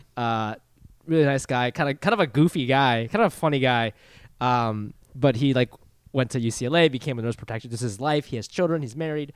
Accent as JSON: {"language": "English", "region": "Ohio", "country": "United States", "tie": "born or raised there", "moved": "yes", "said": "where I grew up in Ohio"}